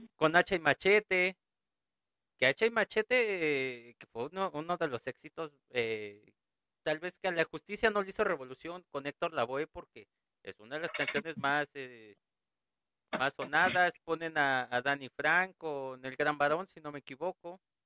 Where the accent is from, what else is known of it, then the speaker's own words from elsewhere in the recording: Mexico; en México nosotros